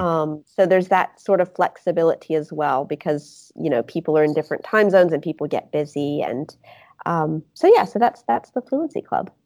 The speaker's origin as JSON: {"language": "English", "region": "Mississippi", "country": "United States", "accent": "Southern", "moved": "yes", "lives_now": "Grenoble, France", "said": "I'm from Mississippi"}